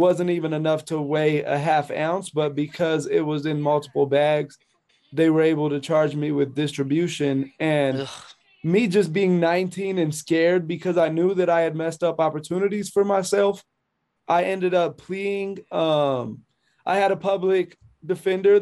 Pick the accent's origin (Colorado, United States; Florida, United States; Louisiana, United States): Colorado, United States; Colorado Springs; now in Denver, United States; I'm born and raised in Colorado Springs, Colorado, which is 2 hours outside of Denver